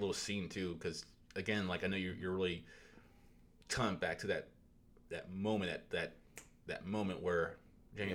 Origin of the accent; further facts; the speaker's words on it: the South, United States; I'm from the South too